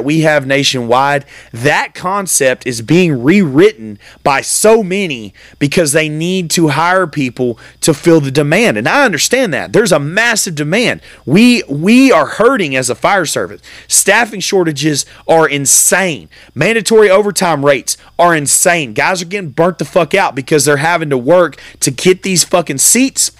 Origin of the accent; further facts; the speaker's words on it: United States; me as an American